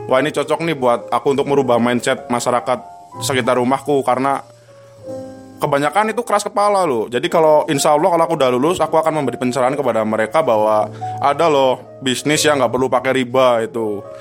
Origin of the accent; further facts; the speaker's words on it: Cilacap, Central Java, Indonesia; Karena di daerahku itu di Cilacap karena aku itu dari desa ya Banyak sekali orang itu yang terjebak dalam riba itu dalam bank